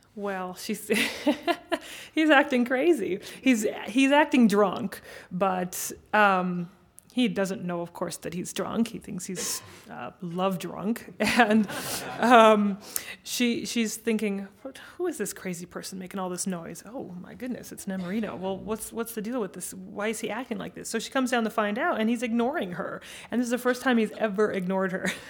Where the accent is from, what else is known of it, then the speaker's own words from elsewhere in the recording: United States; as an American